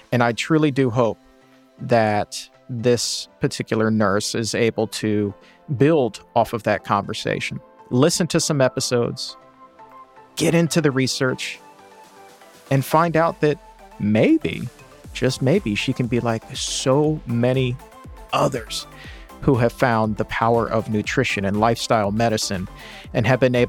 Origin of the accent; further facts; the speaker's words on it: Australia; And as an Australian, I especially love when he says, doggone.